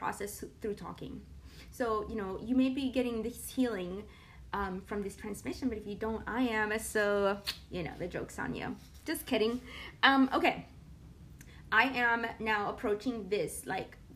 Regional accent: Puerto Rico; I'm from Puerto Rico, and we do have a rainforest in Puerto Rico

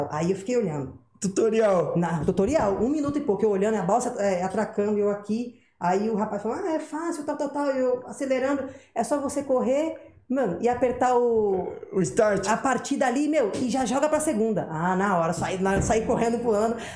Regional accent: Guarujá, São Paulo, Brazil; Pô, sou do Guarujá, só atravessar era Santos.

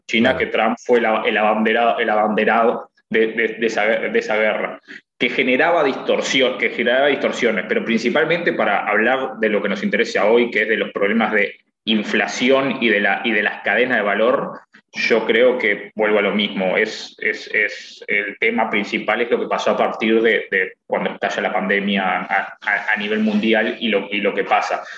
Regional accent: Uruguay; moved away; gente que somos uruguayos

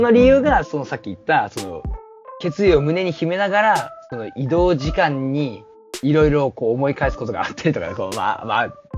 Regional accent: Kyushu, Japan; now in Tokyo, Japan; 同じ九州人の友達と飯食ってた時に、マジで、地元に帰りたいねって話をしてた

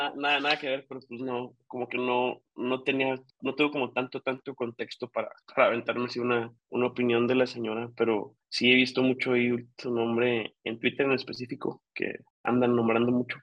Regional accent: Chihuahua, Mexico; yo como, como norteño de, Chihuahua, pues desde el 2006

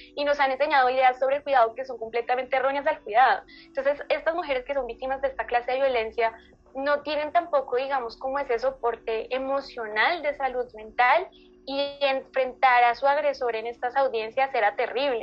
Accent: Colombia; soy de Colombia

